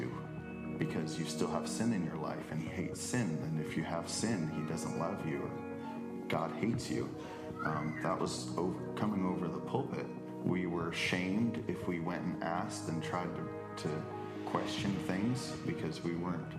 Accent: South Georgia, United States; now in Alaska, United States; I grew up in South Georgia

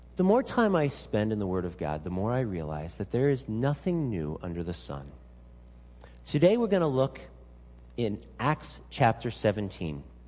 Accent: Pennsylvania, United States; also born or lived in Salem, Oregon; now in Alaska, United States; grew up in Pennsylvania

